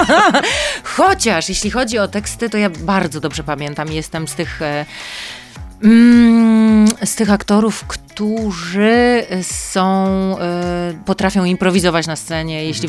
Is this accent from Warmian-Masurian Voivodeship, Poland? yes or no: no; Mikołów, Silesian Voivodeship, Poland; now in Warsaw, Poland; jestem mm, miejskim dzieckiem, nie z jakiegoś dużego miasta, pochodzę z Mikołowa, ale jednak e, dziecko z miasta